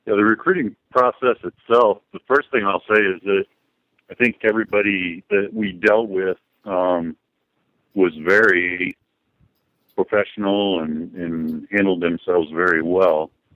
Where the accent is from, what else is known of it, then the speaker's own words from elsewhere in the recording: Springville, Iowa, United States; moved away as an adult; now in Indiana, United States; We grew up in Iowa. We were uh, both our dads were farmers, and uh, a little town, Springville, Iowa, over by Cedar Rapids and Marion.